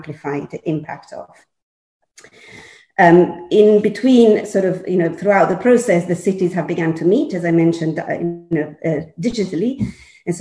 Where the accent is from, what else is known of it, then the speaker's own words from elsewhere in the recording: Milan, Lombardy, Italy; moved away as an adult; now in London, United Kingdom; I'm Milanese, born and bred